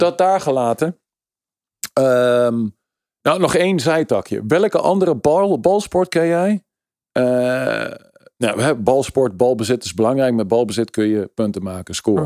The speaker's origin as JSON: {"language": "Dutch", "country": "Netherlands", "said": "ik ben Nederlander"}